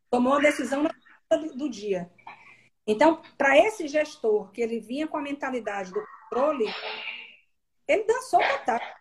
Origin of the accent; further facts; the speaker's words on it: Salvador, Bahia, Brazil; moved away; eu sou baiana, sou natural de Salvador